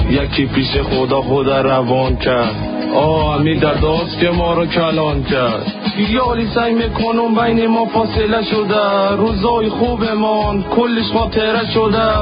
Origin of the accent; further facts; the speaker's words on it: Syria; German is a second language; now in Switzerland; komme aus Syrien mit meiner Familie vom Krieg in die Schweiz. Ich lerne Deutsch in Kursen von freiwilligen Lehrerinnen.